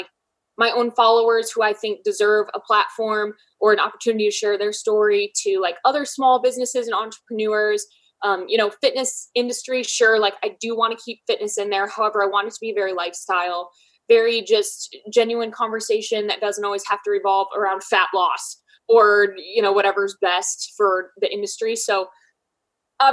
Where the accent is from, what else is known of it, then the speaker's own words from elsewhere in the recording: Michigan, United States; now in Columbus, United States; I'm from Michigan, but I live in Columbus, Ohio.